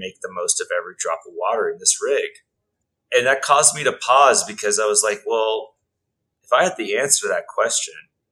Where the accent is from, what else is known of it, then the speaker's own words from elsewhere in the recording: Texas, United States; moved away; also born or lived in Australia; Grew up primarily in Texas